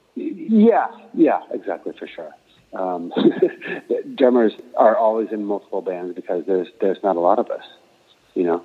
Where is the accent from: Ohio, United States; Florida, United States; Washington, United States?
Washington, United States; Aberdeen; moved away; a country bumpkin coming from Aberdeen, Washington